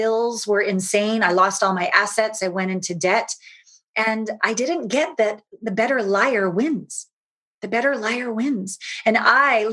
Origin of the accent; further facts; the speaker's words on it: Canada; moved away as an adult; also born or lived in Los Angeles / Japan; Small town Canadian girl, hopped on Uncle Phil's 18-wheeler semi when I was 19 from Canada down